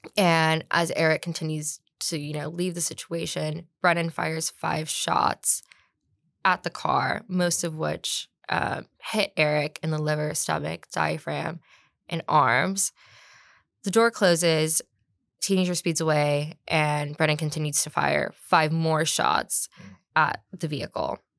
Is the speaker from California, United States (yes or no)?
yes; Long Beach, California, United States; moved away as an adult; also born or lived in Albany, New York; now in San Antonio, United States; I'm from Long Beach, California, originally